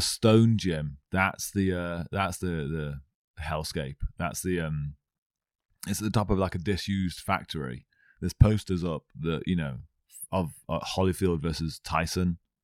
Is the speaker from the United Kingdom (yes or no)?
yes; Stafford, West Midlands, United Kingdom; I'm actually from Stafford